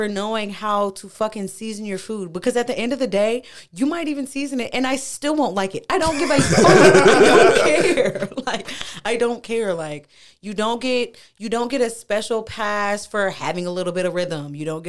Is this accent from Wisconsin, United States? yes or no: yes; Milwaukee, Wisconsin, United States; also born or lived in Mobile, Alabama; I was originally born somewhere else. I was raised in between Milwaukee, Wisconsin and Mobile, Alabama.